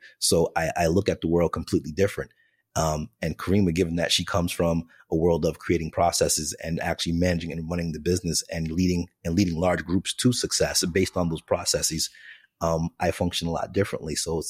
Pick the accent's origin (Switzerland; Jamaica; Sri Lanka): Jamaica; the day before an interview, I'm Jamaican. So the Jamaican in me is like, I'm wearing this plaid suit.